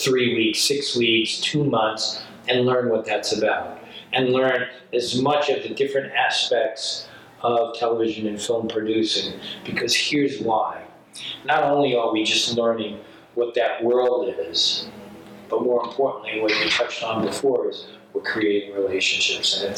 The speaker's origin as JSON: {"language": "English", "region": "New York", "country": "United States", "moved": "as an adult", "said": "I'm this guy from New York."}